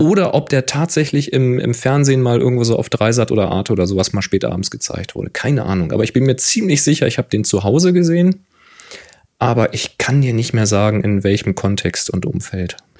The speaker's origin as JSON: {"language": "German", "region": "Hamburg", "country": "Germany", "tie": "born or raised there", "also_born_or_lived": "Hanover area", "moved": "yes", "said": "bin gebürtiger Hamburger"}